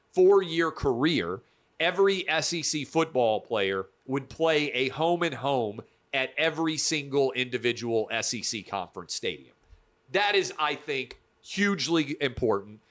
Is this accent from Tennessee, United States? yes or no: yes; Tennessee, United States; Tennessee, my home state.